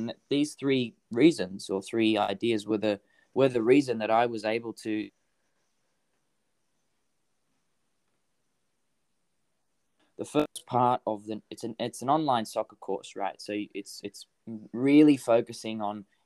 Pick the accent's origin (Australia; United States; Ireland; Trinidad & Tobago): Australia; Hervey Bay, Queensland; moved away; I come from Harvey Bay. It's like, there's like population, hardly